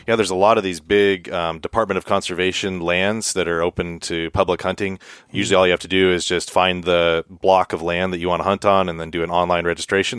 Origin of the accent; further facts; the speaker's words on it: Montana, United States; now in Alaska, United States; growing up in Montana